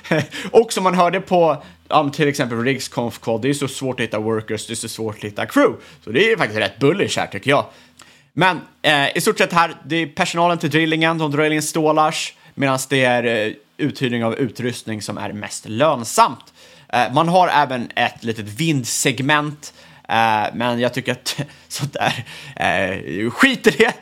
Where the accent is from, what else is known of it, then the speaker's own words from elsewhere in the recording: Sweden; som svensk